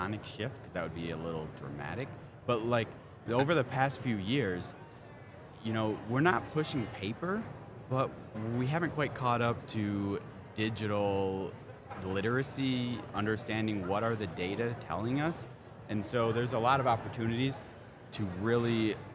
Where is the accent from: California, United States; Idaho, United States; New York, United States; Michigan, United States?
Michigan, United States; Detroit; I'm from Detroit